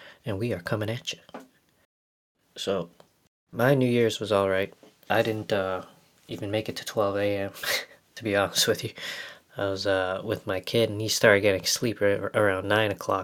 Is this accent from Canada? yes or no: yes; Winnipeg, Manitoba, Canada; growing up in Winnipeg, Manitoba, Canada